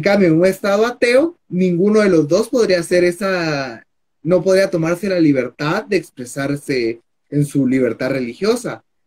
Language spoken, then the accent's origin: Spanish; Guatemala